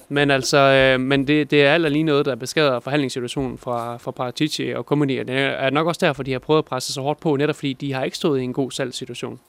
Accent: Denmark; er jeg jo vestjyde

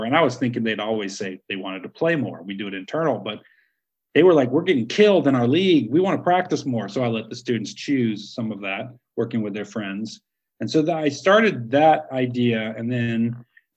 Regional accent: United States; I'm from America

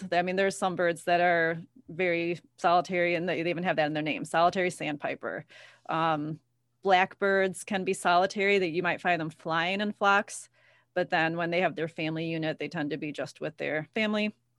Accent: Ottawa, Illinois, United States; I'm from Ottawa.

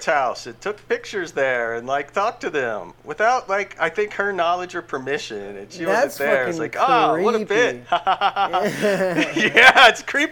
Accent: Lake Charles, Louisiana, United States; moved away as an adult; now in Houston, United States; I grew up in Lake Charles, Louisiana.

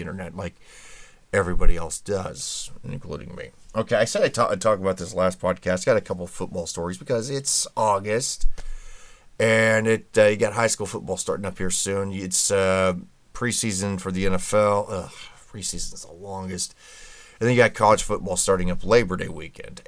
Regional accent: Indianapolis, Indiana, United States; my hometown of Indianapolis

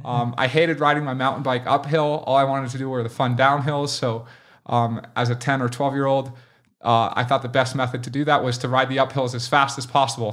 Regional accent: Boulder, Colorado, United States; I grew up in Boulder

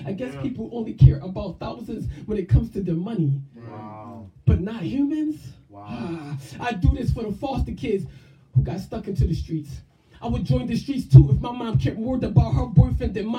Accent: Sicklerville, New Jersey, United States; also born or lived in Philadelphia, Pennsylvania; I was born in Philly, but that's not where I was built at. I was built at in a small little town called Sicklerville, New Jersey

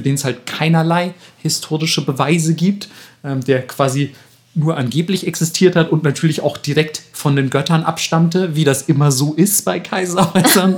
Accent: Franconia, Bavaria, Germany; da, wo ich herkomme, in, in, im fränkischen Raum

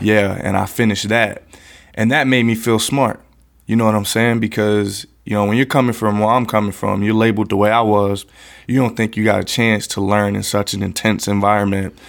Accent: West Palm Beach, Florida, United States; I grew up right here in the Tamarind Corridor of West Palm Beach

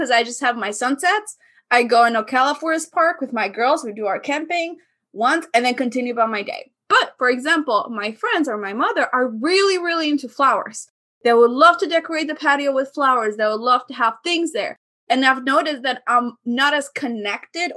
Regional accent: southern Albania, Albania; Very south of Albania. So I'm actually 20 minutes away from the border with Greece

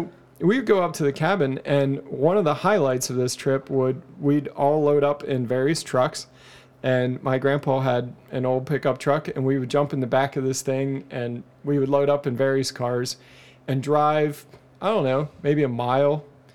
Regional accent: Dryden, Ontario, Canada; born there; I was born in Dryden, Ontario.

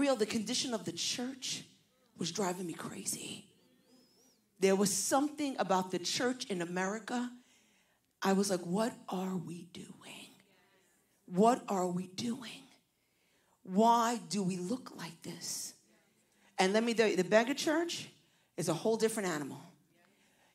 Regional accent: New York City, New York, United States; accent: Puerto Rican from Brooklyn; also born or lived in New Jersey; I was raised in New York City, but I now pastor in New Jersey

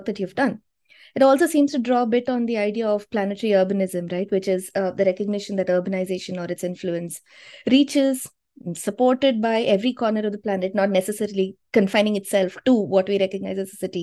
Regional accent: India; an Indian

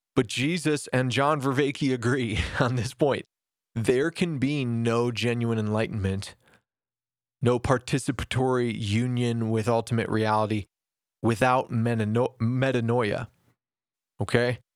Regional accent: United States; As an American

